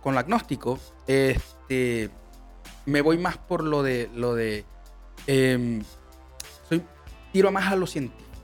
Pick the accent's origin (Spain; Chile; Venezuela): Venezuela; moved away; nosotros que venimos de Venezuela, que es un país bastante eh, beisbolero